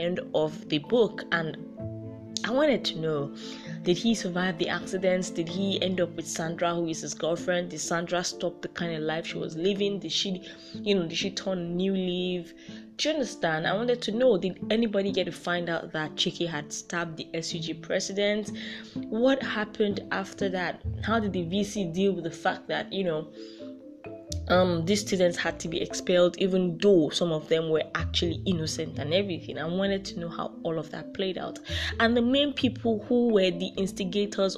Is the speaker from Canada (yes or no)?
no; Nigeria